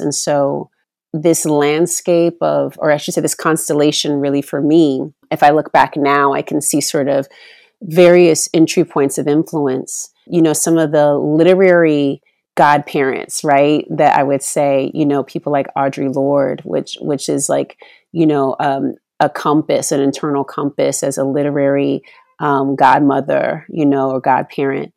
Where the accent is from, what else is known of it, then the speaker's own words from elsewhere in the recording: Oakland, California, United States; in the eighties, growing up in Oakland